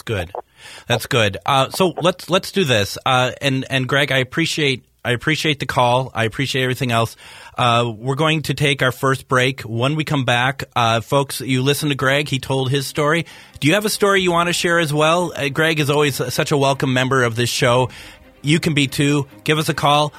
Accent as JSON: {"language": "English", "region": "Minnesota", "country": "United States", "said": "I am being very Minnesotan today"}